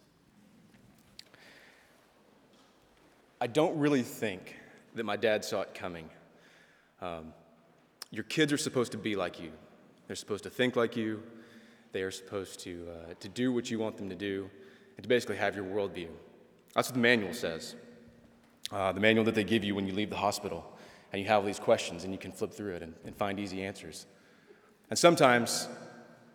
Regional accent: Texas, United States; I'm from Texas

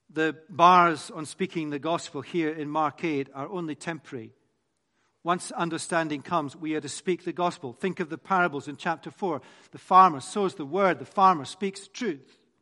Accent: Scotland, United Kingdom; I'm Scottish.

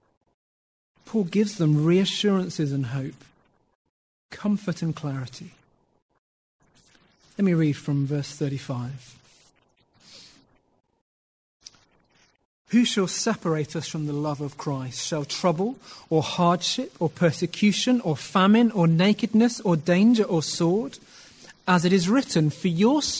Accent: United Kingdom; being British

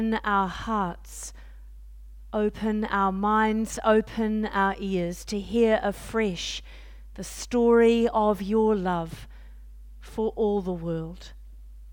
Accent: New Zealand; moved away as an adult; also born or lived in Auckland, New Zealand; now in Kent, United Kingdom; I was Dean of the Cathedral in Auckland this time last year, that will help you know we're from Aotearoa, New Zealand

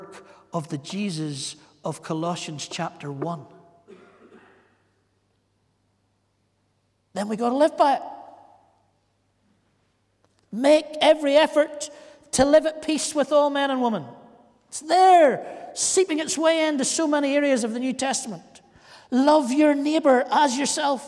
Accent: County Antrim, Northern Ireland, United Kingdom; I'm from Antrim.

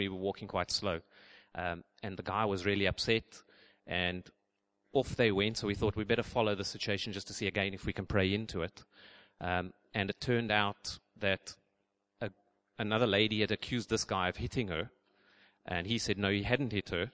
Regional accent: South Africa; moved away; I'm from South Africa, we call them pants.

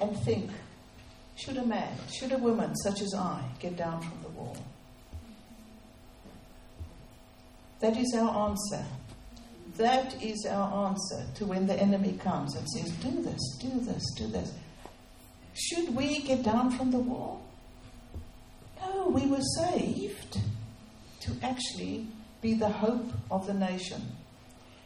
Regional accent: South Africa; moved away; So we are from South Africa. We've come to rebuild in this nation.

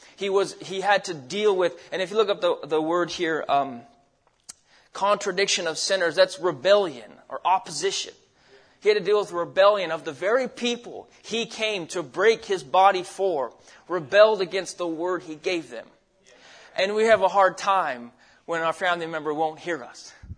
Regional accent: Alaska, United States; moved away as an adult; also born or lived in Arizona; now in Idaho, United States; I grew up in Alaska.

